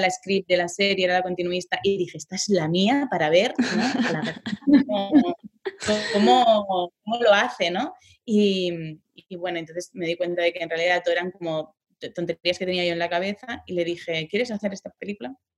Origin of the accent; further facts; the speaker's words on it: Ripollet, Catalonia, Spain; yo soy de Ripollet, que está a diez minutos de Barcelona